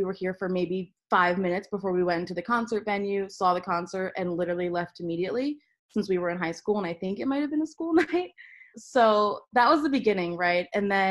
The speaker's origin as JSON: {"language": "English", "town": "Philadelphia", "region": "Pennsylvania", "country": "United States", "tie": "born or raised there", "also_born_or_lived": "Miami", "moved": "as an adult", "lives_now": "New York City, United States", "said": "I am actually from Philadelphia. I lived in and around Philly for my whole life. My family's from Philly, so, you know, we go deep there."}